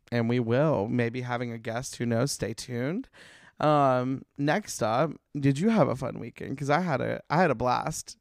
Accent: Alabama, United States; now in Los Angeles, United States; that's where we grew up going to in Alabama

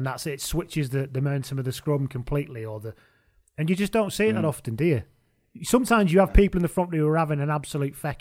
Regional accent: England, United Kingdom; Speaking as an English person

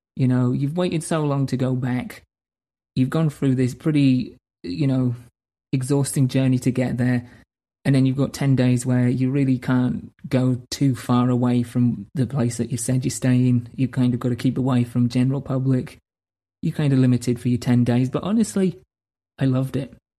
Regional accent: United Kingdom; moved away; I needed to go back home to my home country, to my hometown, to essentially recharge the batteries in my soul

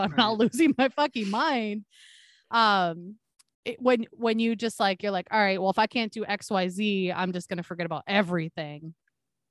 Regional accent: Wisconsin, United States; now in Minnesota, United States; I'm originally from Wisconsin

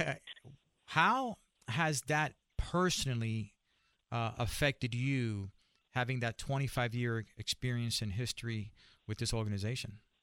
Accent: Puerto Rico; I grew up in Latino community, I'm Puerto Rican

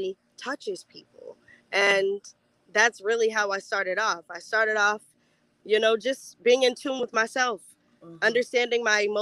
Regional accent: Fort Mill, South Carolina, United States; I'm originally from Fort Mill, South Carolina. It's a little small town right outside of Charlotte, North Carolina.

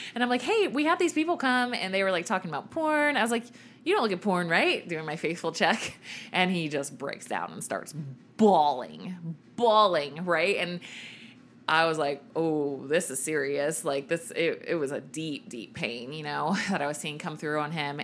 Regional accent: Richmond, Virginia, United States; I grew up in Virginia, in Richmond, Virginia, my whole life, right? Like birth to graduating high school.

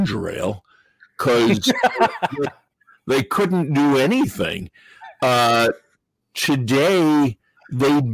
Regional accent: New York, United States; I grew up in New York, so my grandfather would take me to the old Yankee Stadium

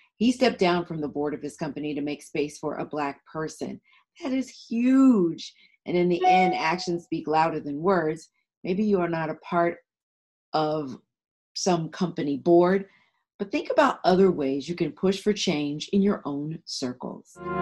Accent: Atlanta, Georgia, United States; also born or lived in North Philadelphia; as an African American, I grew up in Atlanta.

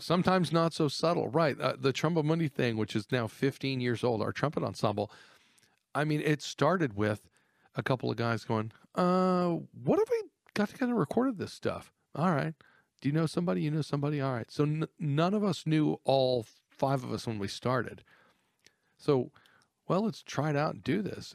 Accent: Texas, United States; I grew up in Texas in a highly competitive atmosphere.

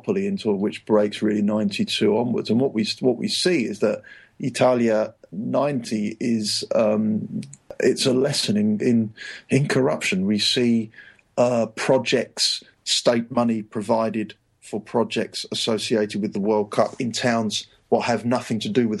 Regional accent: England, United Kingdom; moved away as an adult; also born or lived in Rome, Italy; I'm English

